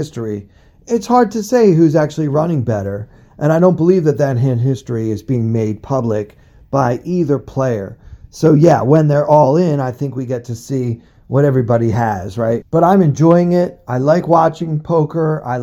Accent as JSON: {"language": "English", "town": "Baltimore", "region": "Maryland", "country": "United States", "said": "I'm from Baltimore, okay? I grew up rooting for the Orioles."}